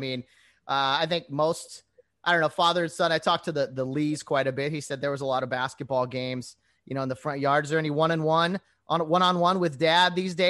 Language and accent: English; Glendora, California, United States; I grew up in Glendora. Glendora, kind of similar to Duarte, right?